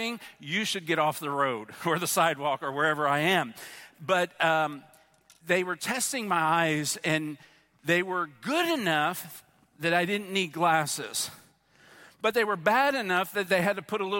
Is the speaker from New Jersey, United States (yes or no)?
yes; New Jersey, United States; I'm from New Jersey